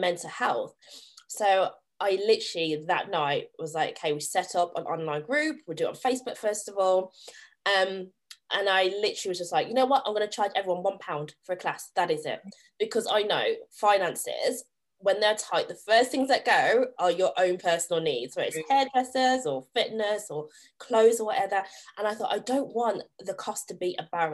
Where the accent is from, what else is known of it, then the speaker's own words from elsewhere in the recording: Staffordshire, West Midlands, United Kingdom; I am originally from Staffordshire, a tiny rural village in Staffordshire, and we were the only black family for so many years, the only black child in my school for so many years.